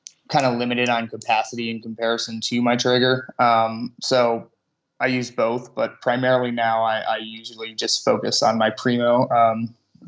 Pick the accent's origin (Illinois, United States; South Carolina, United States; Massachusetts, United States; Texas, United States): Illinois, United States; growing up in Illinois